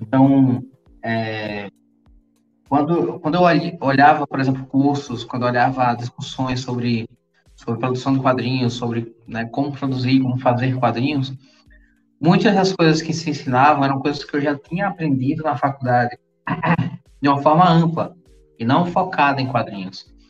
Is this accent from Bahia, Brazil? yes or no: no; Maceió, Alagoas, Brazil; now in Recife, Brazil; Eu sou natural lá de Maceió, lá de Alagoas. Moro hoje em Pernambuco, aqui no Recife